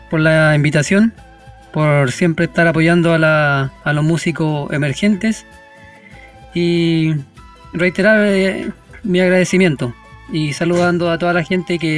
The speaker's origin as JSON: {"language": "Spanish", "town": "Rauco", "region": "Maule", "country": "Chile", "tie": "born or raised there", "said": "Y nosotros estamos a 10 kilómetros desde Curicó, camino hacia la costa"}